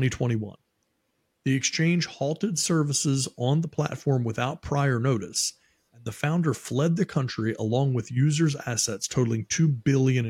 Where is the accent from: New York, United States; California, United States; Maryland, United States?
Maryland, United States; moved away; I'm from Maryland originally